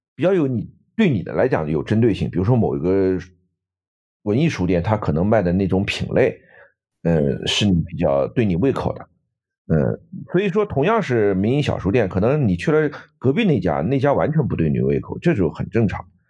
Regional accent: Nanjing, Jiangsu, China; now in Canada; 我们南京人都叫军人俱乐部

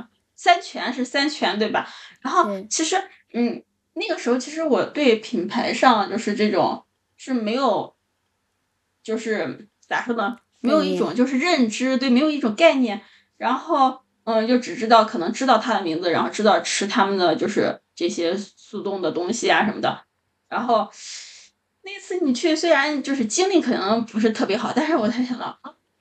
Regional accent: Henan, China; also born or lived in Zhoukou, Henan; now in Shihezi, China; 河南是农业大省，再加上本身我就在农村长大嘛，而且自己家也种过地

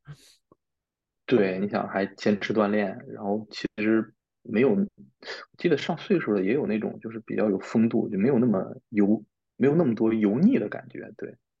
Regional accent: China; also born or lived in Spain; 我们中国人是一块儿

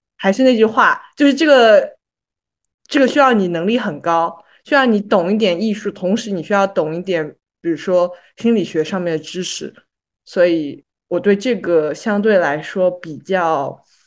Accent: China; 作为一个土生土长的中国人

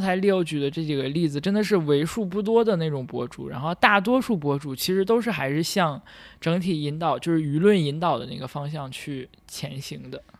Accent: China; 我是一个，呃，土生土长的大陆人

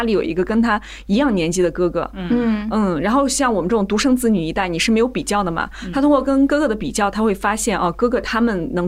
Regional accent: Shandong, China; born there; 因为我这个是卢女，就是我出生在山东，我们那是卢家的一个重地，就是从小我们受到的那种思想还是特别规训的

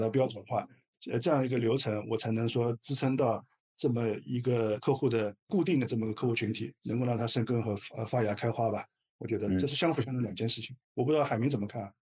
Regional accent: China; 我们中国人的企业都其实非常务实的

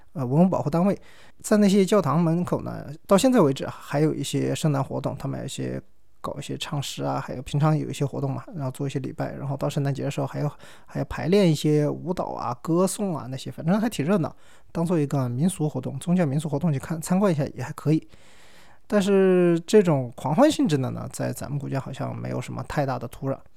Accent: China; moved away as an adult; also born or lived in Canada / Venezuela; 我作为中国人，我就炒两个川菜嘛

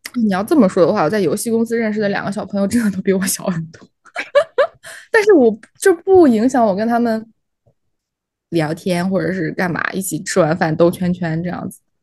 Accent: Shaanxi, China; moved away; also born or lived in Shanghai; 因为我之前小时候是在陕西，那个是属于北方

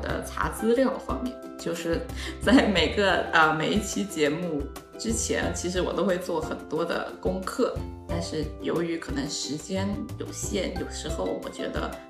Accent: Shantou, Guangdong, China; accent: Chaoshan-accented Mandarin; moved away; 我就是一个广东汕头人，我是一个潮汕人

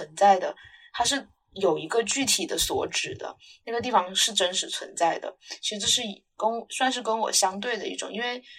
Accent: Guangdong, China; first language Mandarin; 因为我是在广东长大的，但是我家里父母都不是广东人，所以也不会说广东话。然后父母是不同地方的人，所以也不会说各自的家乡话，所以我是不懂任何一种方言的。

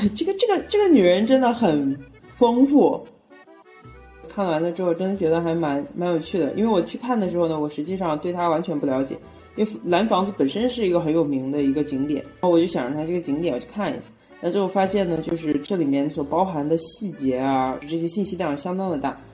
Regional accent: Yunnan, China; now in Mexico; 我们云南人的那种肤色

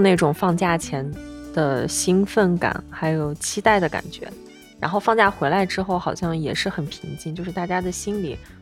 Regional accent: Shanxi, China; 我是山西人嘛，吃年夜饭我们一定是在晚上吃

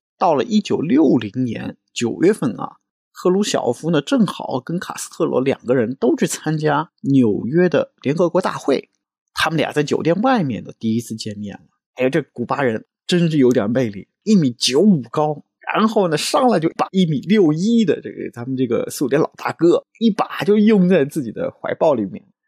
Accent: China; 按照我们中国人话说的

